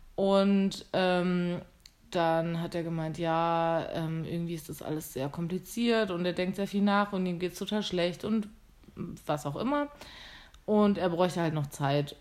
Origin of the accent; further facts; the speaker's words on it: Germany; now in Vienna, Austria; ich da ein Jobangebot hatte vom Landratsamt in meiner Heimat